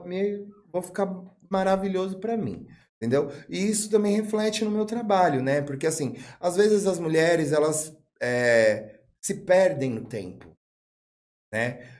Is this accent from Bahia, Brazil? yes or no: no; São Bernardo do Campo, São Paulo, Brazil; also born or lived in Rio de Janeiro; now in Atibaia, Brazil; Eu sou de São Bernardo do Campo, mas o São Bernardo do Campo nunca foi a minha casa